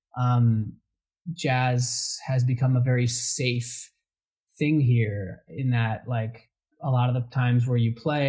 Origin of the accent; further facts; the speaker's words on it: New England, United States; moved away as an adult; also born or lived in Spain; I grew up in New England